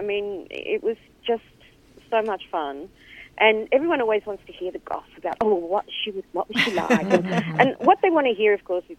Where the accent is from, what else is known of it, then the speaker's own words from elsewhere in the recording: Singapore; born there; No. Originally, I was born in Singapore.